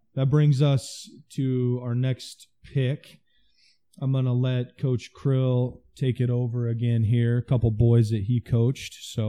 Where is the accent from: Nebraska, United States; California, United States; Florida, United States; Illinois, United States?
Nebraska, United States; Osmond; it's my hometown.